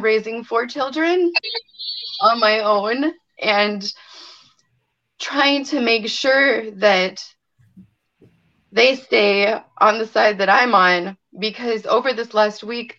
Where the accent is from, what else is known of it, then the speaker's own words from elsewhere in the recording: Beloit, Wisconsin, United States; I'm from Beloit, Wisconsin